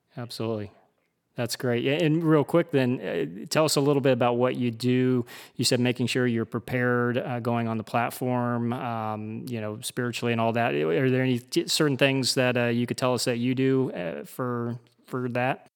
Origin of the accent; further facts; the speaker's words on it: United States; I'm American.